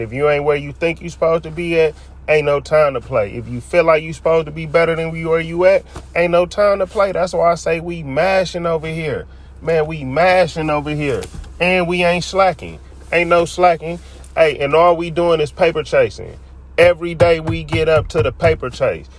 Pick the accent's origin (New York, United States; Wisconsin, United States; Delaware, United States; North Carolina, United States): Wisconsin, United States; Milwaukee; moved away as an adult; now in Phoenix, United States; I'm originally from Milwaukee, Wisconsin